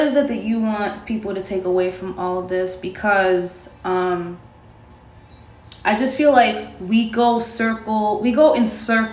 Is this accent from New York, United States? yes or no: yes; New York City, New York, United States; first language Spanish; English is a second language; Spanish was my first language, but Inwood schools kind of whitewashed the shit out of me when I first went to kindergarten